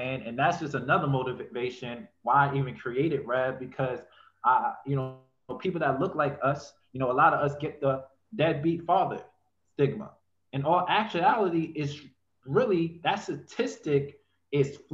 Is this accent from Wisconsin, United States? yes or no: no; New York City, New York, United States; also born or lived in North Carolina; being born in New York, I mean, growing up in New York, I actually was born in North Carolina. Growing up in New York, it's like, in Brooklyn alone, it was real